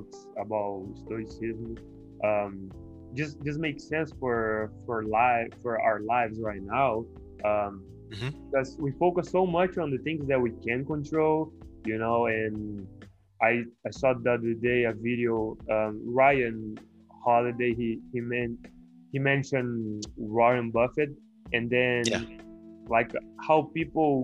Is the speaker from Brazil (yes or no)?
yes; Brazil; also born or lived in Kansas; now in Sylvania, United States; I'm from Brazil, and I am in Sylvania right now